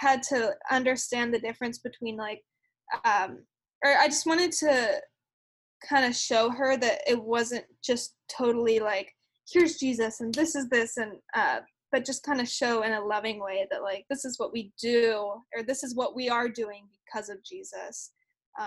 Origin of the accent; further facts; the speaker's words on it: Houston, Texas, United States; I'm from Houston